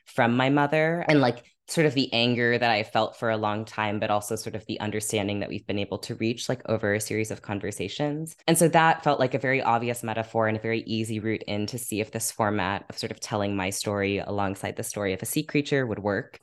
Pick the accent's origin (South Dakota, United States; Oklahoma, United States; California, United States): California, United States; Half Moon Bay; now in Brooklyn, United States; I grew up in California by this beach called Half Moon Bay